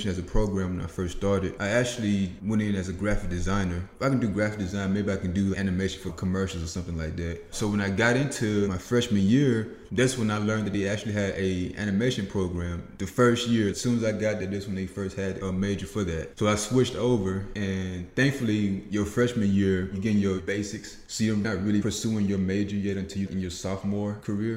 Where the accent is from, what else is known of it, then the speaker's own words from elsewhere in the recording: Macon, Mississippi, United States; moved away as an adult; also born or lived in Memphis, Tennessee; I'm from Macon, Mississippi, a very small town, a town where everybody really does know your name. So it's very slow paced there. That's where I was raised